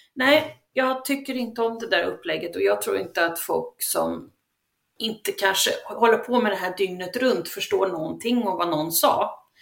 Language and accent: Swedish; Sweden; vi är ju svenskar